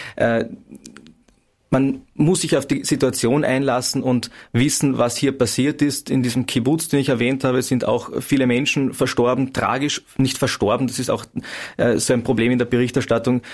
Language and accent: German; Klagenfurt, Carinthia, Austria; in Klagenfurt. Zum einen, weil es meine Heimatstadt ist